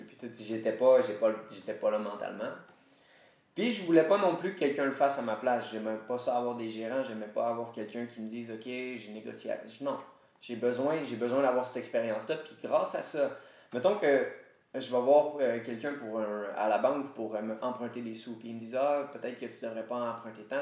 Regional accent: Quebec, Canada; first language French; Je viens du Québec, fait que je vais continuer de parler français

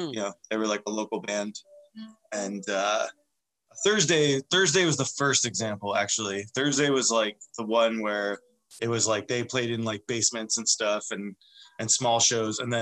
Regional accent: northern New Jersey, United States; moved away as an adult; now in Seattle, United States; born and raised in New Jersey. And I moved out to Seattle when I was 22

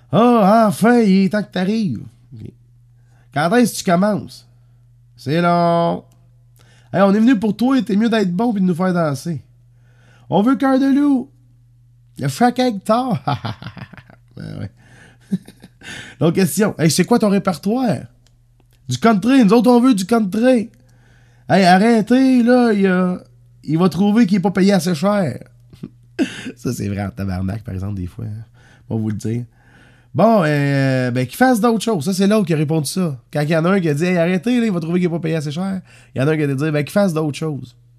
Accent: Saint-Léonard-d'Aston, Quebec, Canada; Pas trop, trop loin de mon petit village natal, ça. Moi, je suis né à Saint-Léonard-d'Aston

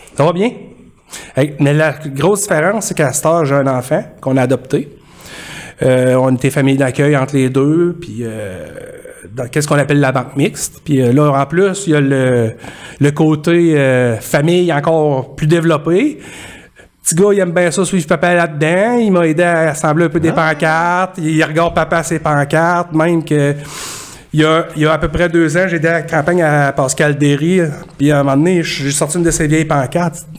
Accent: Disraeli, Quebec, Canada; also born or lived in Coleraine / Victoriaville; now in Drummondville, Canada; Je suis natif de Disraeli, qui est à la limite entre la, entre la région de Chaudière-Appalaches et l'Estrie. Euh, j'ai grandi là-bas.

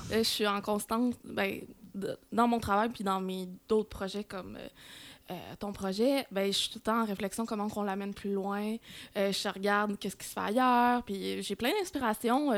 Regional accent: Saint-Mathieu-d'Harricana, Quebec, Canada; now in Longueuil, Canada; je suis native de Saint-Mathieu d'Aricana

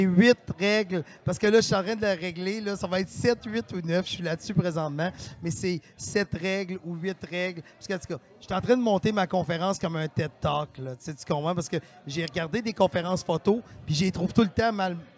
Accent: Victoriaville, Quebec, Canada; moved away; je viens de Victoriaville à la base

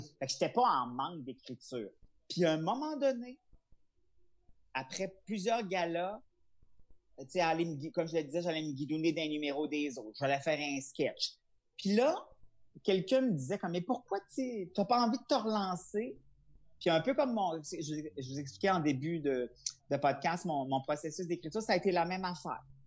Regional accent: Charlevoix, Quebec, Canada; je suis originaire de Charlevoix

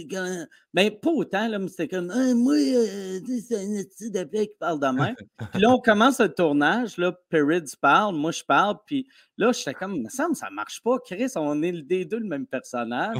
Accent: Canada; accent: Canadian (in English); j'ai l'accent canadien

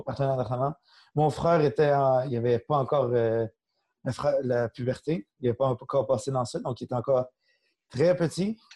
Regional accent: Saint-Constant, Quebec, Canada; also born or lived in Laval; j'ai grandi, je suis encore en même place, Saint-Constant-Sainte-Catherine.

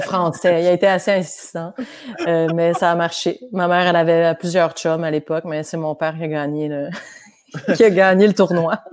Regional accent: Quebec, Canada; accent: hybrid Québécois/French; also born or lived in France / Montreal; j'ai commencé ma vie au Québec. Je suis née au Québec, j'ai fait la maternelle, j'avais l'accent québécois fort

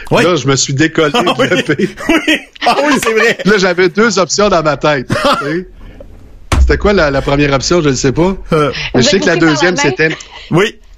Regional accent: Quebec, Canada; je suis québécois

